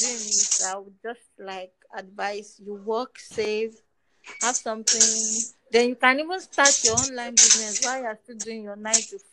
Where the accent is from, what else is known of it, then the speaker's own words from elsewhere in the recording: Nigeria; I'm from Nigeria